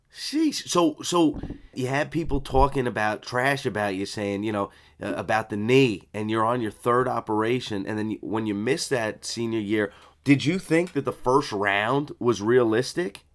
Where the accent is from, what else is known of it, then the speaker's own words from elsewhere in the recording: East Coast, United States; I grew up on the East Coast